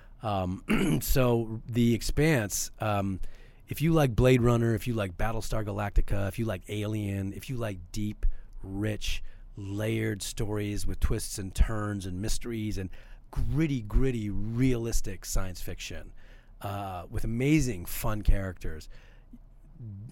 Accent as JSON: {"language": "English", "country": "Canada", "tie": "born or raised there", "said": "I'm born and bred in Canada."}